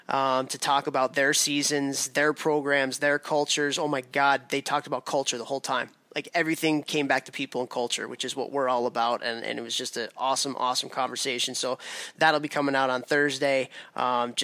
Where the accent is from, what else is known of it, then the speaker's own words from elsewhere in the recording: Chicago, Illinois, United States; Chicago, which is where I'm from